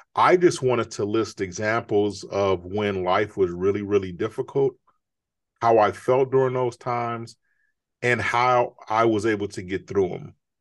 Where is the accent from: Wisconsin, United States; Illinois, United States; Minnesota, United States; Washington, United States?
Illinois, United States; Chicago; I grew up in Chicago